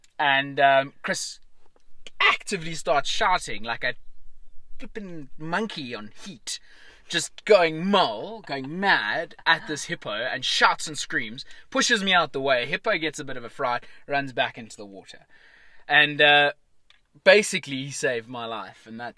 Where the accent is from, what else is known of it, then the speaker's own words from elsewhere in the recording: Johannesburg, Gauteng, South Africa; I'm like, no, I'm from Johannesburg.